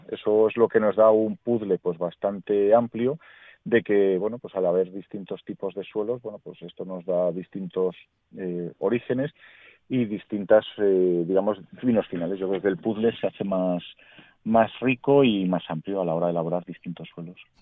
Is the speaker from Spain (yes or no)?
yes; Valladolid, Castile and León, Spain; soy originario de Valladolid, la vez he vivido toda la vida aquí